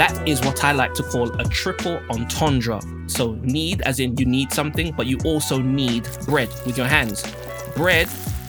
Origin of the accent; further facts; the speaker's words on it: United Kingdom; also born or lived in Jamaica (ancestry); being Black and British, being a second, third generation West Indian person and what Britain feels like for us.